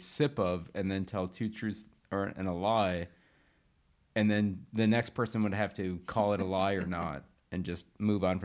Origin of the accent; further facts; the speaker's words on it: Michigan, United States; moved away; Growing up in Michigan